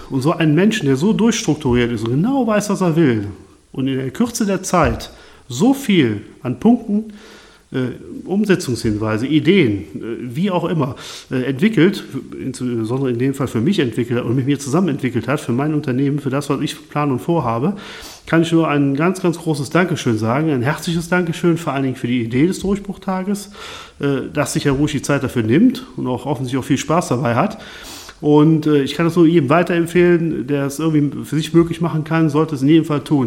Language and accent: German; Lohmar, near Cologne, North Rhine-Westphalia, Germany; Ich komme aus Loma, das ist in Deutschland, in der Nähe von Köln